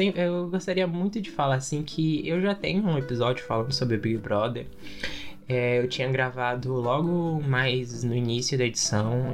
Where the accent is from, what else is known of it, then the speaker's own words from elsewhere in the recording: Brazil; A gente é brasileiro